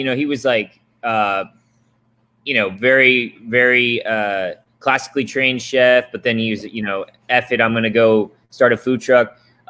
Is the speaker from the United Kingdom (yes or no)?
no; Japan; Not to mention growing up in Japan, where the Japanese culture is insanely disciplined.